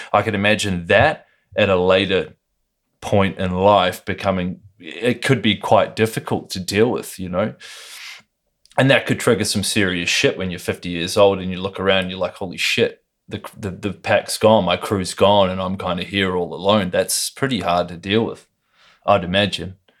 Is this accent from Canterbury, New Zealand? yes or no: no; Lower Hutt, Wellington, New Zealand; I was born in Lower Hutt, New Zealand, which is just twenty minutes out of Wellington